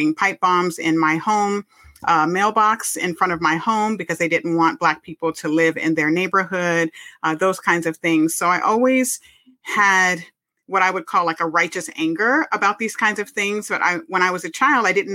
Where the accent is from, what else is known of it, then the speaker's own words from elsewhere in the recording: California, United States; I was born and raised in California, where I currently live